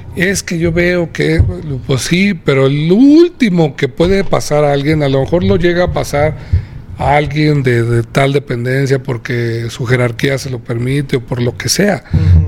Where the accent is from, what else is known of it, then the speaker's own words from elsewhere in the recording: Aguascalientes, Mexico; Es mi tierra